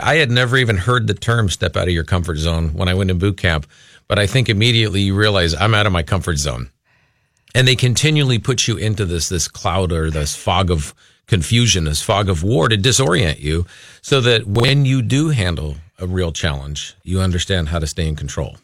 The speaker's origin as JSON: {"language": "English", "town": "Los Angeles", "region": "California", "country": "United States", "moved": "as an adult", "lives_now": "Minnesota, United States", "said": "we're originally from the Los Angeles area."}